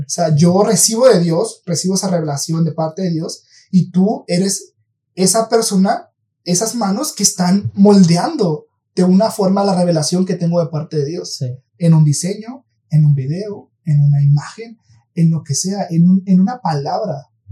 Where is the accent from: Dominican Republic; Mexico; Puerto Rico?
Mexico; somos mexicanos, para los que nos escuchan aquí en México